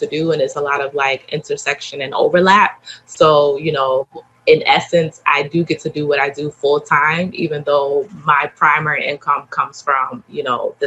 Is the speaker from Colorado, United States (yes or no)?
no; Baltimore, Maryland, United States; I'm from Baltimore, so I have that hustler